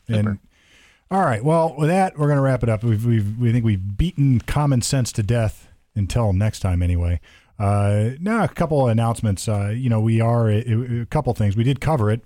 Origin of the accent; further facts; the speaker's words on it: Sunbury, Ohio, United States; I came from Sunbury, Ohio